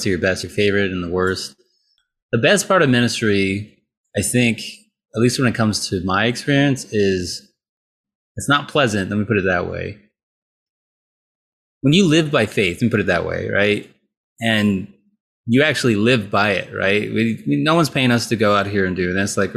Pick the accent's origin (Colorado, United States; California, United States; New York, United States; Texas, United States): California, United States; I grew up in California